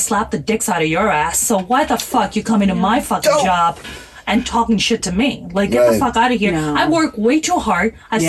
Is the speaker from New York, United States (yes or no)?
yes; New York, United States; English is a second language; also born or lived in Pakistan; I'm from Pakistan and I grew up in New York. I have four old brother.